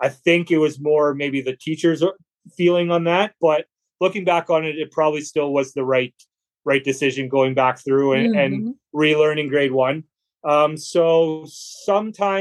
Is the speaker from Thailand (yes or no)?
no; Brandon, Manitoba, Canada; now in Melita, Canada; I'm originally from Brandon, Manitoba, Canada, but I live now in Melitta, Manitoba, Canada.